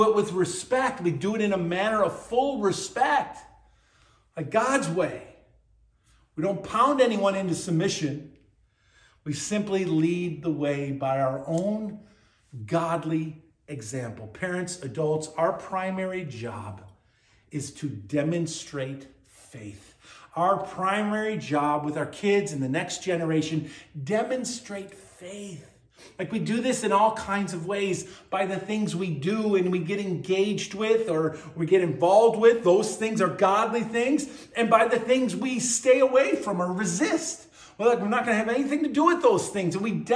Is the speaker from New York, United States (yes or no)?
yes; Buffalo, New York, United States; When I was a kid growing up on Hurdle Avenue in Buffalo, New York